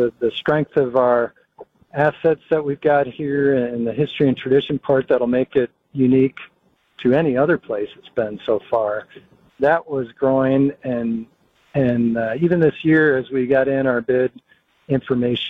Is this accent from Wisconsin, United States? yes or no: yes; Green Bay, Wisconsin, United States; I'm from Green Bay, grew up here